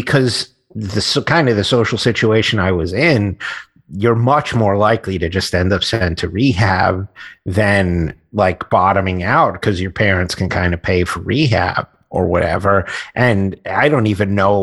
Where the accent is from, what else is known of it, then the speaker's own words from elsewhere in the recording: New York City, New York, United States; I grew up in Queens.